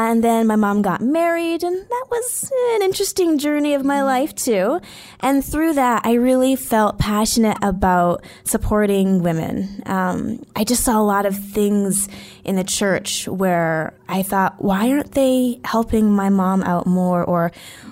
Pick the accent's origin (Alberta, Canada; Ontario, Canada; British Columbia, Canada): Alberta, Canada; Edmonton; I grew up in Edmonton, Alberta. For people listening internationally, that's in Canada